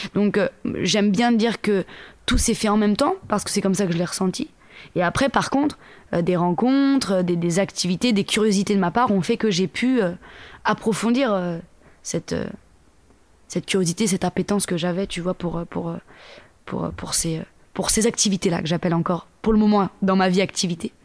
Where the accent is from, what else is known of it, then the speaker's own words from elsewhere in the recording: Le Mée-sur-Seine, Île-de-France, France; je viens de banlieue parisienne, en Seine-et-Marne, dans le 77, donc en île de france à côté d'une ville qui s'appelle Melun. la ville d'où je viens, c'est Lemay-sur-Seine, précisément.